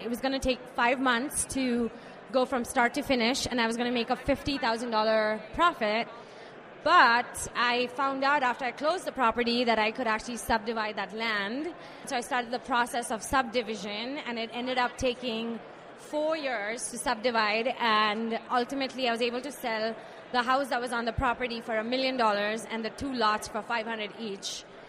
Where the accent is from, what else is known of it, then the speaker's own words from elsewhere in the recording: India; moved away; So I moved here from India back in 2005.